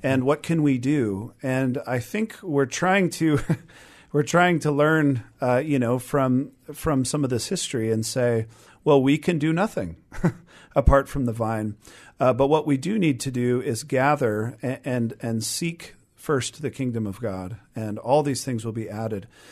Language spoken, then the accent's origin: English; Renton, Washington, United States; I've been in the Seattle area my whole life. I mean, I grew up in Renton